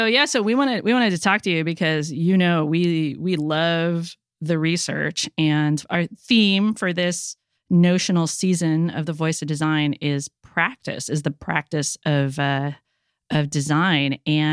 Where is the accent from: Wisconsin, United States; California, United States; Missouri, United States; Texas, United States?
California, United States; Los Angeles; now in San Francisco, United States; I'm from Los Angeles